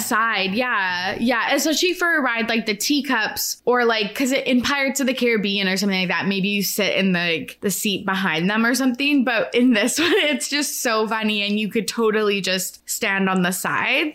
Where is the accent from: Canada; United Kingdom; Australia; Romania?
Canada; I'm Canadian